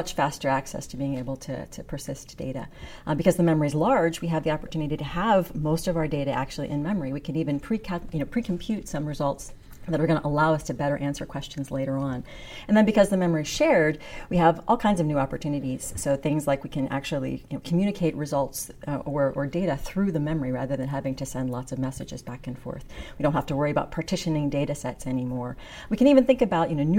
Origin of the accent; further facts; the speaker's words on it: Western Pennsylvania, United States; moved away as an adult; so I grew up in Western Pennsylvania